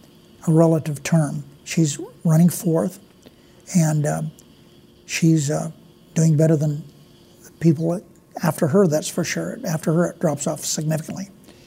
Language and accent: English; Searchlight, Nevada, United States; I came over from Searchlight dressed different than the other kids. My hair wasn't the same.